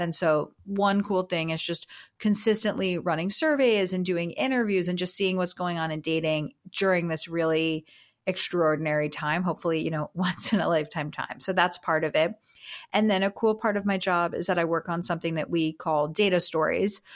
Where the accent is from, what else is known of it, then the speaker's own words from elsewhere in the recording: South Florida, United States; I'm from South Florida